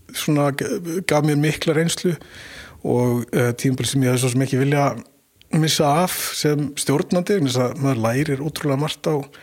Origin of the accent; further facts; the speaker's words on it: Mosfellsbær, Capital Region, Iceland; also born or lived in Vesturbær, Reykjavík; ég holst upp í Moselsbæ og uh, í varmárskóla